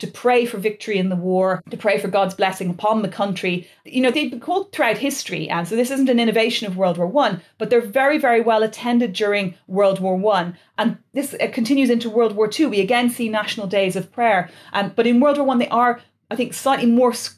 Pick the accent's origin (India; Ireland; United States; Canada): Ireland; moved away; I come from Ireland, it's a republic